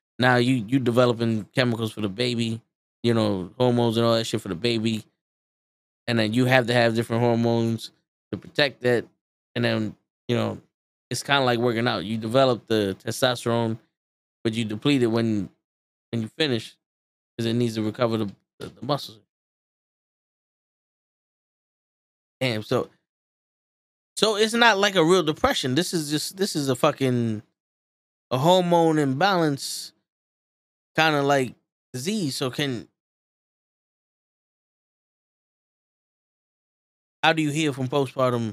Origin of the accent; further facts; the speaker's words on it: New York, United States; I'm from New York.